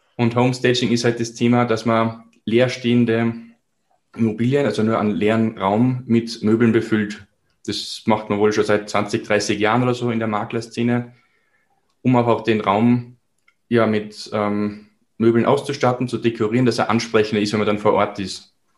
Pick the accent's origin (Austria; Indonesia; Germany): Austria; Salzburg; Ich komme aus Salzburg, somit aus Österreich